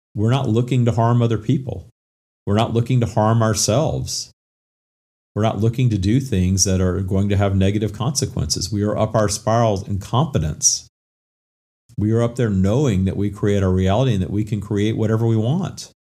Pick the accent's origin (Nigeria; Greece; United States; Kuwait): United States; Minden, Louisiana; moved away as an adult; also born or lived in Atlanta / Florida; I moved away from my hometown of Minden, Louisiana